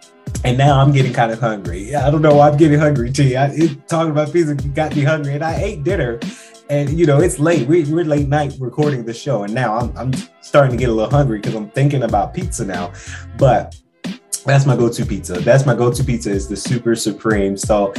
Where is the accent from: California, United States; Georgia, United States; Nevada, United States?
Georgia, United States; Macon; now in Atlanta, United States; Now, we are living in Atlanta, and you guys know I'm originally from Macon, Georgia. I like to say I'm from Atlanta because Atlanta changed my life